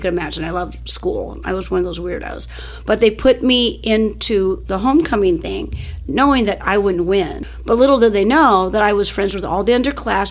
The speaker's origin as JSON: {"language": "English", "town": "Pomona", "region": "California", "country": "United States", "tie": "born or raised there", "said": "I grew up in Pomona, California"}